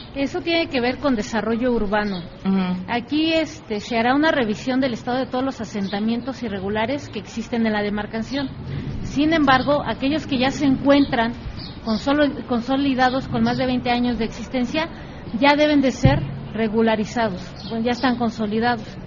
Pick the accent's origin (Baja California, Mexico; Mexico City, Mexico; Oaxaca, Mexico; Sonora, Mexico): Mexico City, Mexico; Soy originaria de Coajimalpa. Aquí nací, aquí he crecido